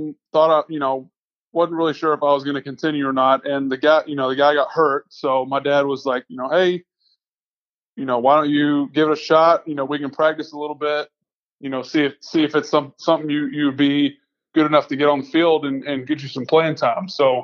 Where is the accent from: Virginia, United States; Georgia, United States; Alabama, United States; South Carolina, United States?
Georgia, United States; Atlanta; also born or lived in Baton Rouge, Louisiana / Buffalo, New York; Bounced around Atlanta a little bit growing up. Grew up kind of on the north side